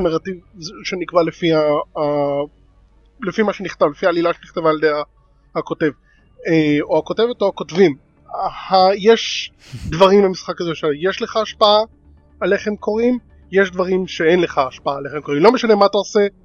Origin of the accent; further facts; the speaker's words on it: Ness Ziona, Central District, Israel; moved away; אני מנס ציון במקור